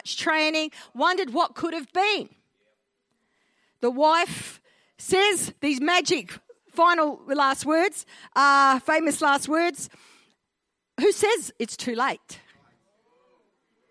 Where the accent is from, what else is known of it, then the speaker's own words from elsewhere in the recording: Australia; I'm an Aussie-Italian hybrid. My father migrated from Italy to Australia in the early 1950s, so I'm a first-generation Australian on that side. My mum is an Aussie-born and bred girl